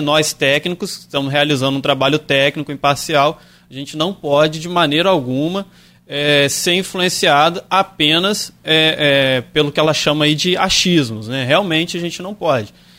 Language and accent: Portuguese; Santo Antônio de Pádua, Rio de Janeiro, Brazil; moved away as an adult; now in Campos dos Goytacazes, Brazil; eu vim para Campos em 2013 e eu ficava em Campos de segunda a quinta, mas todo final de semana eu fazia questão de estar em Santo Antônio de Pádua, que é a minha cidade natal